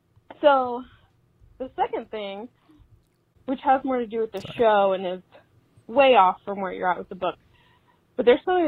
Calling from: Ohio, United States; I'm from Central Ohio as well, so it's always nice to hear a local podcast.

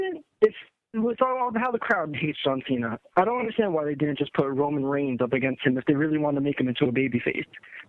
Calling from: New Jersey, United States; I'm calling from New Jersey.

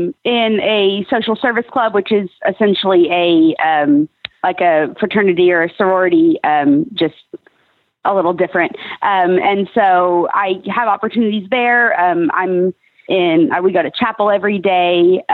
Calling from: Edmond, Oklahoma, United States; I am in Oklahoma City right now. Actually, I'm in Edmond.

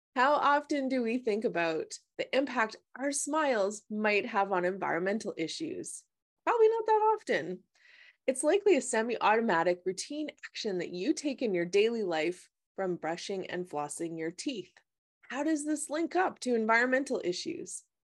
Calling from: British Columbia, Canada; I'm calling from British Columbia

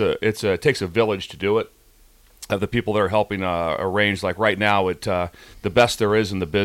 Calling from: Florida, United States; uh, Florida.

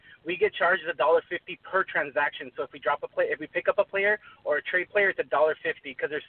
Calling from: California, United States; Freddie, I'm calling from Orange County, California.

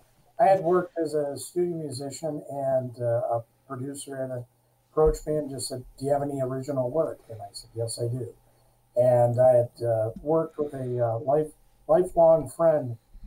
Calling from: Grand Blanc, Michigan, United States; We're calling in just north of Detroit, a smaller community, Grand Blanc, Michigan.

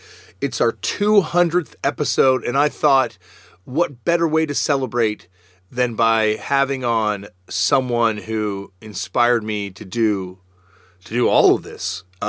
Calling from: Toronto, Ontario, Canada; I'm actually calling from Toronto, Ontario.

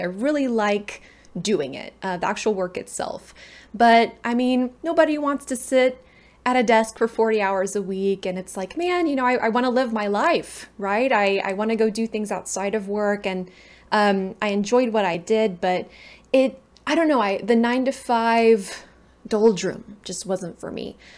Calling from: San Antonio, Texas, United States; I am calling in from, um, I'm in the U S A. I'm in, uh, San Antonio, Texas

